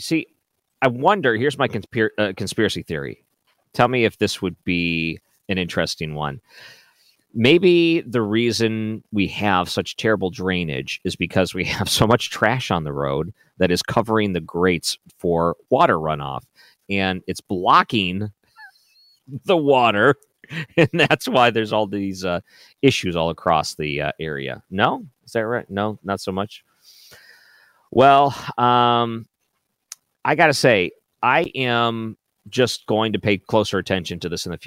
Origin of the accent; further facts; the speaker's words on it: Michigan, United States; moved away; I grew up in Michigan